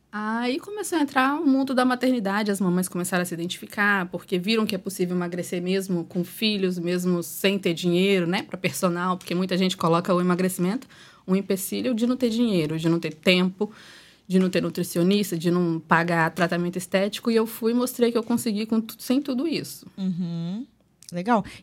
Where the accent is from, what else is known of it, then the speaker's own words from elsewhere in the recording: Espírito Santo, Brazil; sou capixaba, tenho 29 anos